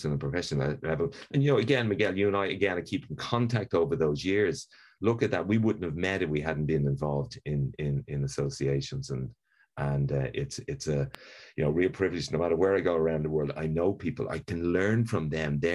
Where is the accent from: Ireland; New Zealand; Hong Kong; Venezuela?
Ireland; Dublin, Leinster; I'm Irish, which of course is a privilege in life. But, you know, I grew up in Dublin.